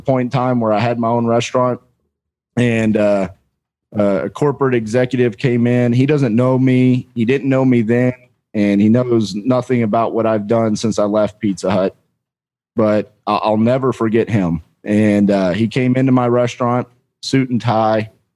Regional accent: Fort Worth, Texas, United States; also born or lived in Denton, Texas; So I'm born and raised in Fort Worth, Texas. Lived here my whole life, minus a couple of years

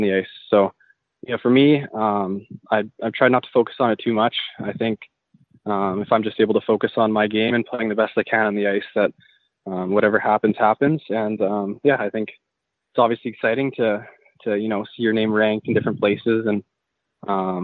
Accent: White Rock, British Columbia, Canada; also born or lived in Maple Ridge, British Columbia; I grew up in White Rock, British Columbia, so just down by the ocean there

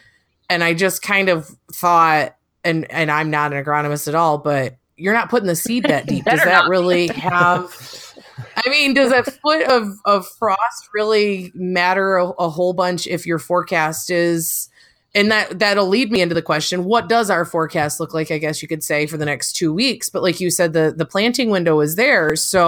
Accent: Michigan, United States; I'm from Michigan

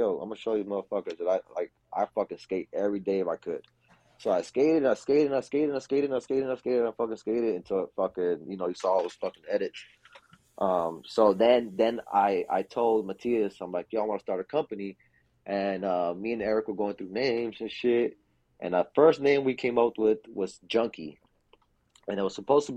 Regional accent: Miami, Florida, United States; I'm from Miami. So black people out here in Miami talk like Southern

